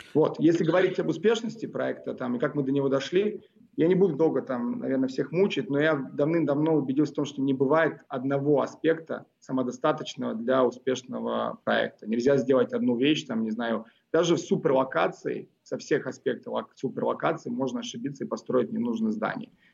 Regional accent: Moscow, Russia; born or raised there; also born or lived in Belgrade, Serbia

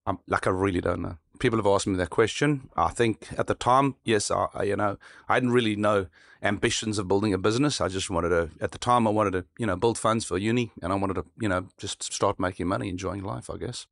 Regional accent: South Africa; where I grew up in South Africa

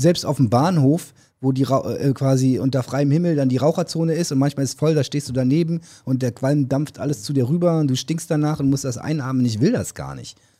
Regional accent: Germany; als Deutsche

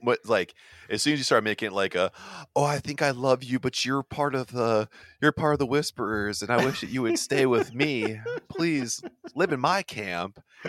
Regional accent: United States; I'm American.

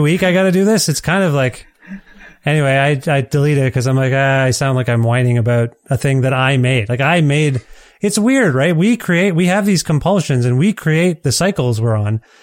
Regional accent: Edmonton, Alberta, Canada; my hometown here in Edmonton

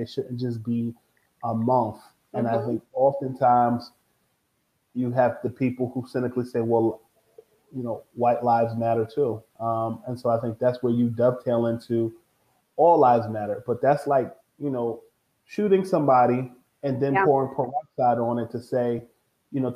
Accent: United States; as an American, I'm thankful to live in this country

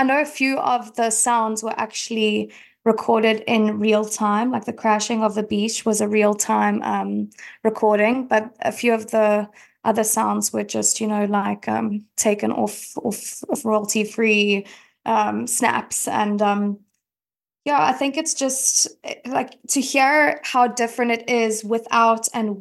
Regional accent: Cape Town, Western Cape, South Africa; as you can probably hear, I'm from South Africa, I'm from Cape Town

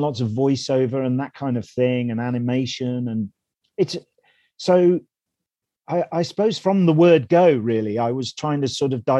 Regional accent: Melton Mowbray, East Midlands, United Kingdom; I grew up in Melton Mowbray in Leicestershire, which is a backwater, a seedy backwater in the East Midlands of this country.

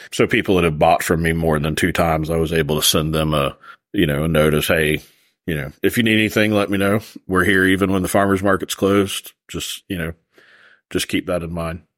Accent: Florida, United States; moved away; I'm from Florida originally

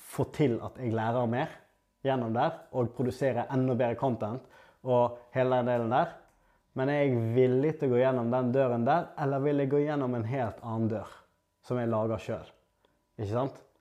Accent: Norway; Jeg har vært heldig nok å bli født og oppvokst i Norge

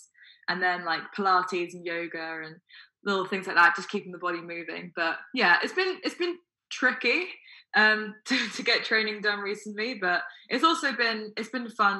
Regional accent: Windsor, South East England, United Kingdom; also born or lived in Milton Keynes; We moved towards Windsor, that kind of area in England. So that's where I started my athletics career. I joined a local club called Slough Juniors when I was five.

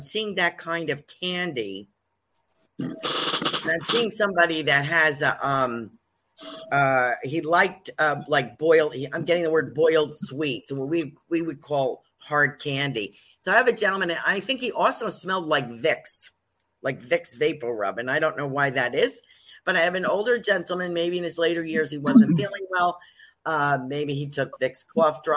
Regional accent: New Jersey, United States; accent: Jersey; also born or lived in New York; I'm from New York and New Jersey, and I really only speak Jersey

